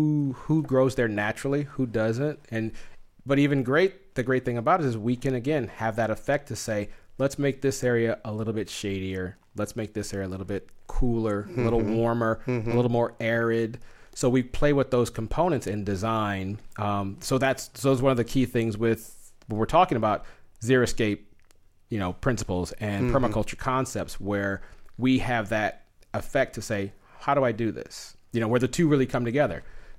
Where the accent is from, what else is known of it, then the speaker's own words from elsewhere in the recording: Southwest, United States; You know, I'm from the Southwest, so hot weather is my thing.